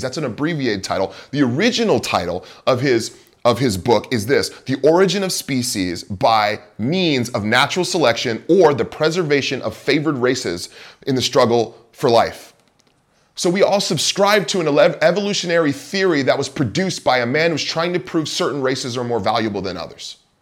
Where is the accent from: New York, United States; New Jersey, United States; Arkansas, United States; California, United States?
California, United States; Bay Area; moved away as an adult; also born or lived in Moscow, Idaho / Chicago / Pacific Northwest; Growing up in the Bay Area